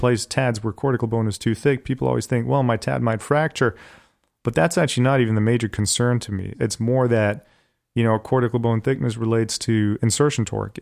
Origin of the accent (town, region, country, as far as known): Bonn, North Rhine-Westphalia, Germany; born or raised there; also born or lived in Hanover, Germany; now in Cleveland, United States